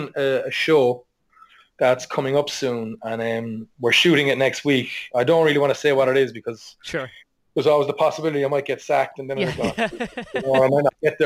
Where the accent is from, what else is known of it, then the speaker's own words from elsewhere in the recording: Ballincollig, Munster, Ireland; moved away as an adult; also born or lived in Dublin; now in New York, United States; I'm from Ballincolly, just outside Cork City.